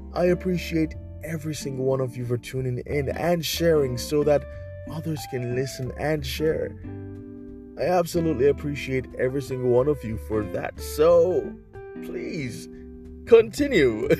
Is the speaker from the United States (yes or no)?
no; Jamaica; my home country of Jamaica